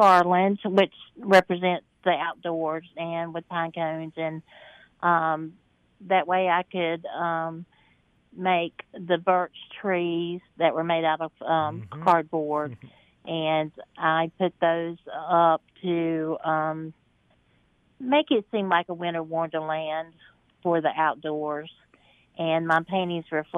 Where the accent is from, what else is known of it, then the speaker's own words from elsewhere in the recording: Mecklenburg-Gaston County area, the South, North Carolina, United States; being raised in the South, and plus around the Mecklenburg-Gaston County area